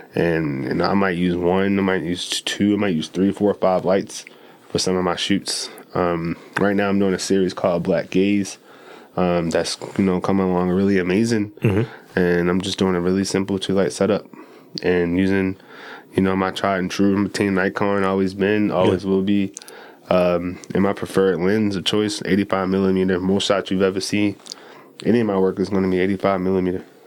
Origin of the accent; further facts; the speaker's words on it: Baltimore, Maryland, United States; from east baltimore uh, born and raised